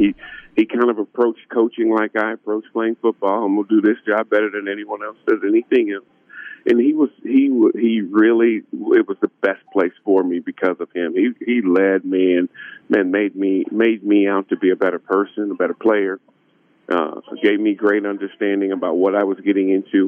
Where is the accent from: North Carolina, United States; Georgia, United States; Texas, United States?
Georgia, United States; moved away as an adult; also born or lived in South Carolina; I'm 3 hours from where I grew up in Georgia